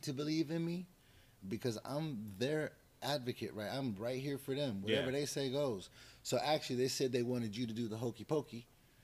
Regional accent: California, United States; now in Arizona, United States; I grew up in projects in California

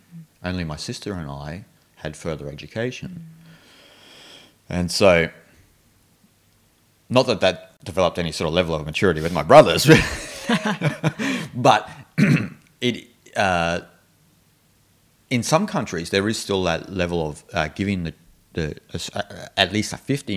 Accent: Australia; I'm Australian

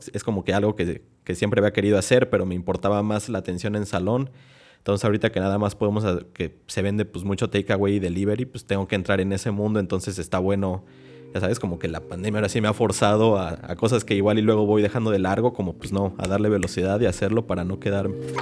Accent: Mexico; moved away as an adult; now in Buenos Aires, Argentina; en México somos

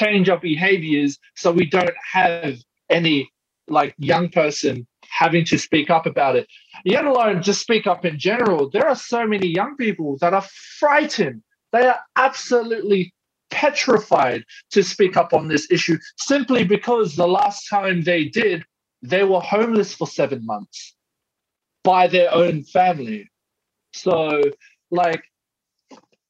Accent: Porirua, Wellington, New Zealand; now in Australia; when I went into my hometown in Porirua

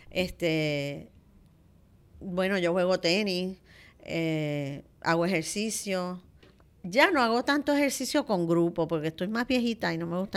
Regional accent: Santo Domingo, Dominican Republic; moved away as an adult; Yo tengo la virtud de que desde que yo vine de Santo Domingo, la muchacha que trabajaba con nosotros, como mis nenes llegaron chiquitos, pues se vino con nosotros para acá y cocina divino.

